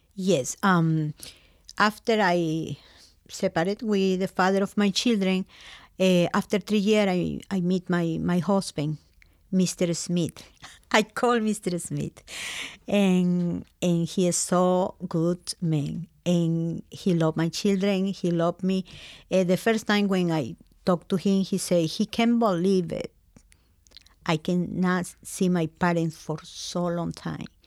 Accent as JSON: {"language": "English", "region": "Lima", "country": "Peru", "tie": "born or raised there", "also_born_or_lived": "Waterford, Connecticut, United States", "second_language": "English", "moved": "as an adult", "lives_now": "Connecticut, United States", "said": "I'm coming from Peru, Lima."}